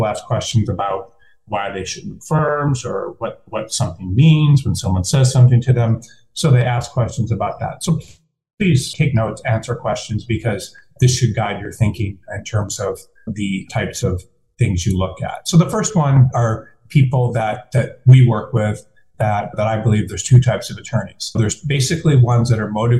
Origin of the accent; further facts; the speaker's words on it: Detroit, Michigan, United States; moved away as an adult; I am from Detroit